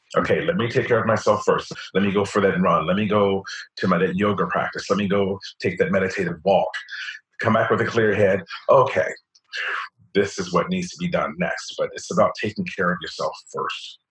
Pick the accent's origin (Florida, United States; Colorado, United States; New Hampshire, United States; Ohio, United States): Ohio, United States; Cincinnati; now in New York, United States; I grew up in Walnut Hills, right off of Gilbert Avenue